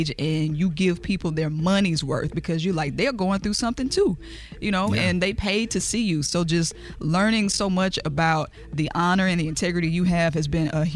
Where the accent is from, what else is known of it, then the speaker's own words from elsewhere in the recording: Jackson, Mississippi, United States; my hometown, Jackson, Mississippi